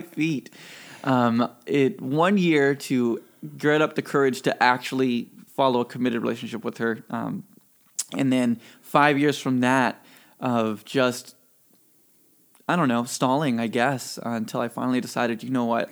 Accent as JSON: {"language": "English", "region": "Mississippi", "country": "United States", "tie": "born or raised there", "also_born_or_lived": "California", "said": "I was born in California and raised in Mississippi"}